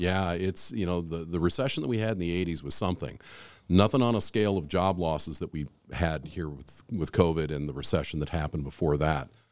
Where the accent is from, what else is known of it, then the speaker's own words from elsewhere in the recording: Anchorage, Alaska, United States; also born or lived in Phoenix, Arizona / Kenai Peninsula; I grew up here in Anchorage. moved moved to Anchorage when I was eight years old. My dad was Air Force